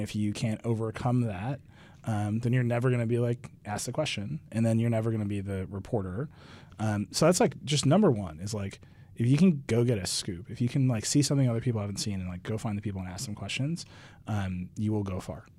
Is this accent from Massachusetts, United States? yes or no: no; Wisconsin, United States; moved away as an adult; now in New York, United States; I grew up in Wisconsin